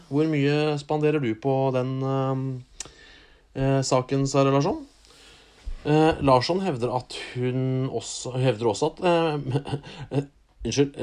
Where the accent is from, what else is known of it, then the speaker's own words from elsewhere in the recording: Norway; vi er født i Norge